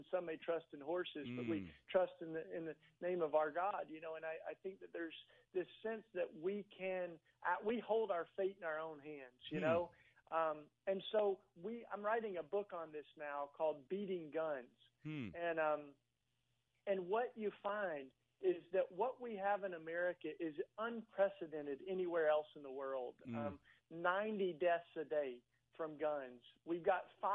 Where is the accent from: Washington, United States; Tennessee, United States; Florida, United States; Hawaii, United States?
Tennessee, United States; East; now in Philadelphia, United States; I grew up in East Tennessee